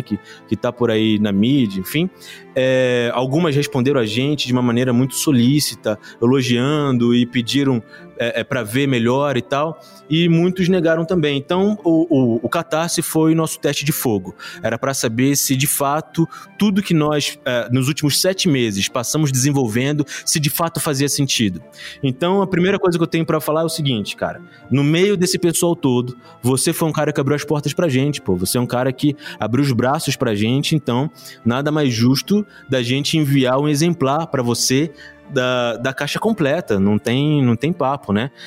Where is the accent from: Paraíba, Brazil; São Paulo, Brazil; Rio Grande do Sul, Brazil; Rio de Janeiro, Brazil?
Rio de Janeiro, Brazil; also born or lived in São João de Meriti; now in Botucatu, Brazil; eu nasci na Pavuna